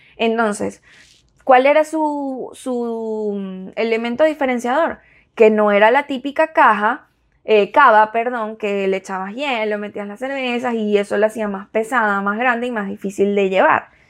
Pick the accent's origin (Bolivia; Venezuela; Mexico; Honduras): Venezuela; also born or lived in Miami; now in United States; nos tocó migrar